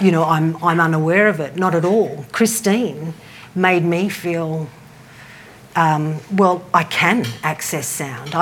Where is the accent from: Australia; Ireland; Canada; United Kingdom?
Australia; Byron Bay, New South Wales; moved away as an adult; now in Melbourne, Australia; I am actually originally from Byron Bay. I moved to Melbourne 10 years ago.